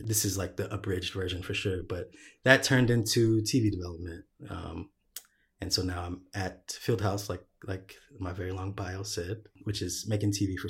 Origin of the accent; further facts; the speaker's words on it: Texas, United States; moved away as an adult; also born or lived in Honolulu, United States; I grew up in Texas, kind of ran away as soon as I could. When I was about 20, finished school, came to LA.